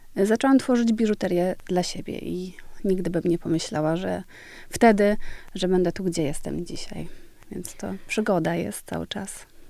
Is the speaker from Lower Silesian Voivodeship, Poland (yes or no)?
no; Świdwin, West Pomeranian Voivodeship, Poland; moved away; also born or lived in Stargard, Poland / Denmark; urodziłam się w Stargardzie Szczecińskim, tam jest duża część mojej rodziny, y, ale czasy dzieciństwa i taki młodzieńcze spędziłam w malutkiej miejscowości Świdwin